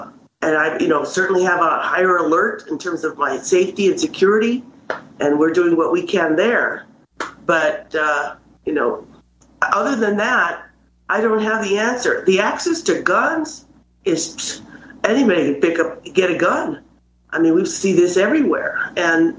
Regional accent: Albuquerque, New Mexico, United States; I've lived here. I was born in Albuquerque. Family's been here for many generations.

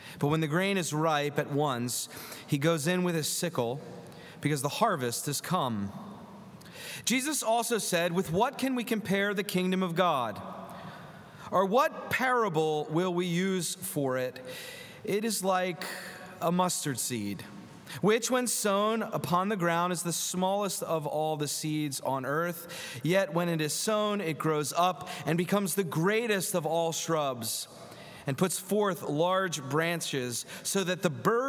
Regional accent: Philadelphia, Pennsylvania, United States; Growing up in Philadelphia

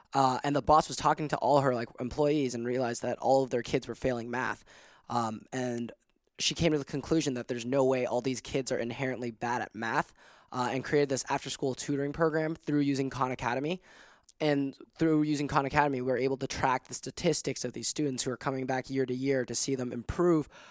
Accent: Hong Kong; moved away as an adult; now in United States; born and raised in Hong Kong, so I am an international student.

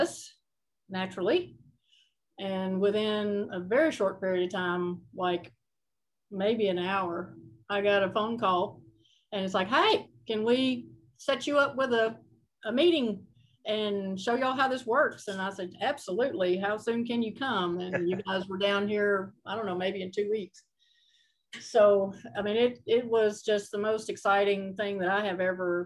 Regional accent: Alabama, United States; moved away as an adult; now in Kentucky, United States; I'm originally from Alabama

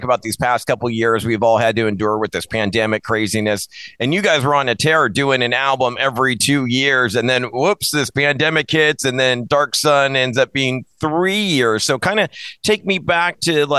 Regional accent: Orange County, California, United States; I grew up in Orange County

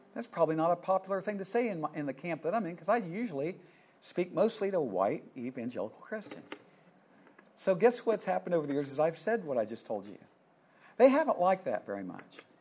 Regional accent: Columbus, Ohio, United States; moved away; I was born in Columbus, Ohio.

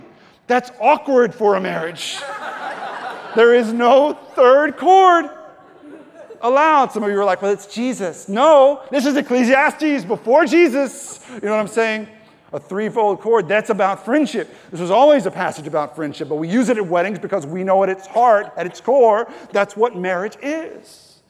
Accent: Texas, United States; She's from Ecuador and I am from East Texas.

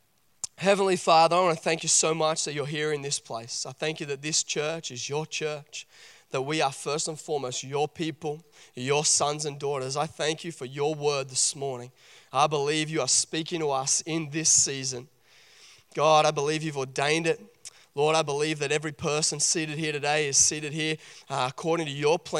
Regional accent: Port Macquarie, New South Wales, Australia; I grew up in Port Macquarie, and we used to do a lot of camping up at Crescent Head.

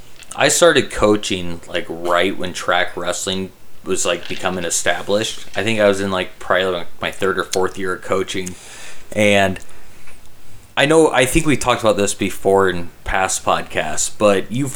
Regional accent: Carroll, Iowa, United States; Okay, we're from Carroll.

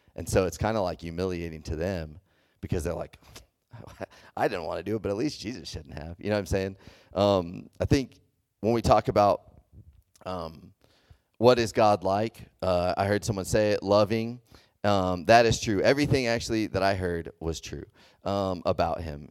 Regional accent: Texas, United States; moved away; I grew up in, in the South, I grew up in Texas

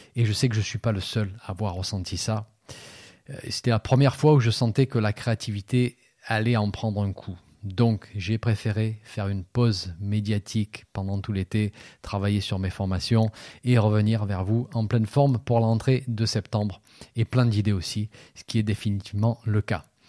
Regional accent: France; chez nous en France

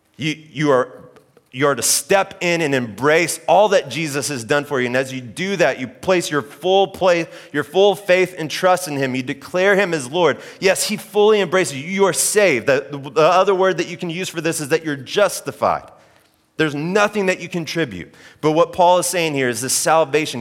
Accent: Oklahoma, United States; moved away; I grew up in Oklahoma

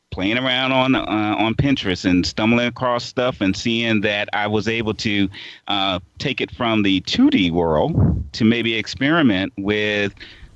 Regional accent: Portsmouth, Virginia, United States; Portsmouth, Virginia is a real place. It's actually my hometown. It was where I was born and raised.

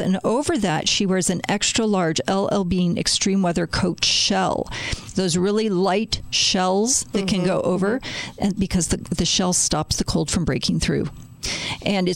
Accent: Chicago, Illinois, United States; I am from Chicago, born and raised there

